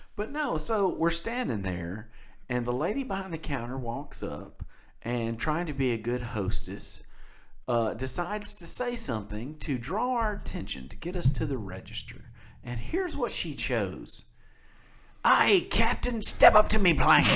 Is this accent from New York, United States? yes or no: no; Mississippi, United States; we're from Mississippi.